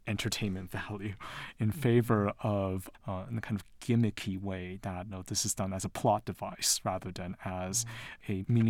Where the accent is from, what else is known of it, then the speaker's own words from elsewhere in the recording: Taiwan; also born or lived in London / United States / New York; now in Utah, United States; I'm originally from Taiwan. I was born in London, but I grew up in Taiwan and the US, and I lived in New York before moving to Utah.